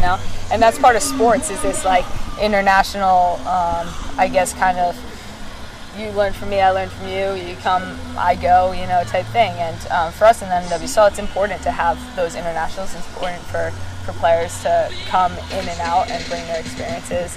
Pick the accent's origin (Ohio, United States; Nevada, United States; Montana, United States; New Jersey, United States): New Jersey, United States; Basking Ridge; moved away as an adult; now in Portland, United States; coming back here to my hometown